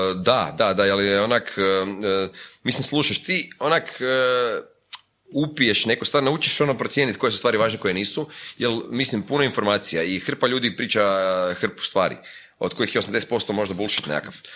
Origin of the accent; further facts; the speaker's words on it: Croatia; sam iz Hrvatske